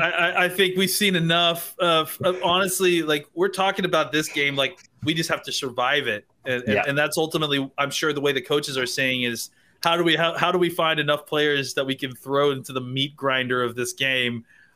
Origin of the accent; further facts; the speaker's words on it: Texas, United States; I'm from Texas, so I go to the Texas State Fair, and it's in Dallas, so I've been a ton.